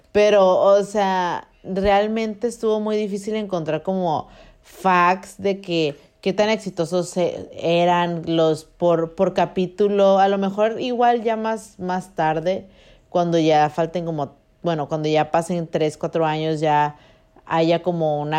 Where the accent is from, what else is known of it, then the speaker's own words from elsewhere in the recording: northern Mexico, Mexico; also born or lived in Culiacán; somos eh, norteñas, amiga. somos norteñas.